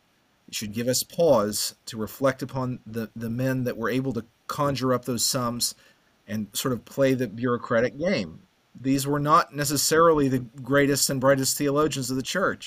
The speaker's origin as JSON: {"language": "English", "country": "United States"}